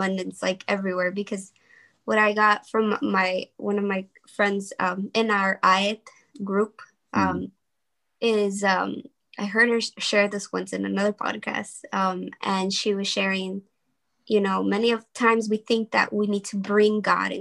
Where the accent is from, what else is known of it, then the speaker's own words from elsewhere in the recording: Los Angeles, California, United States; my communities, like the one that I grew up in South Central